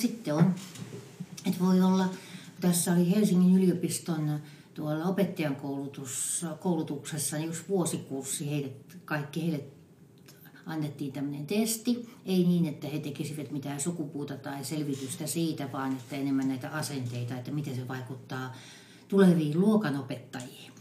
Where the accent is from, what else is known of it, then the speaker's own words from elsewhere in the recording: Western Finland, Finland; mä olen länsisuomalainen